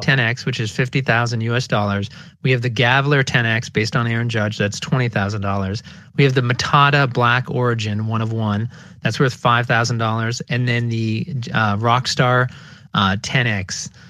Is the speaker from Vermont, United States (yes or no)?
yes; Burlington, Vermont, United States; Growing up in Burlington, Vermont